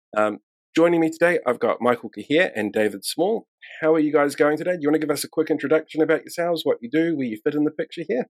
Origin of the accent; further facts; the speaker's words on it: New Zealand; I'm from New Zealand